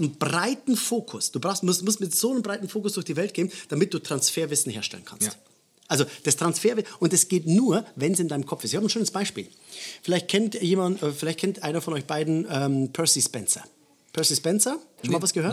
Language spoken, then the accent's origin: German; Bavaria, Germany; bei uns in Bayern